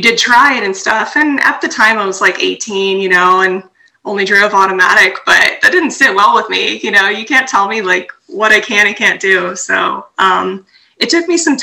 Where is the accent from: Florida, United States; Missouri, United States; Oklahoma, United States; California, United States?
California, United States; Southern; moved away as an adult; also born or lived in New Jersey; now in Texas, United States; I'm from Southern California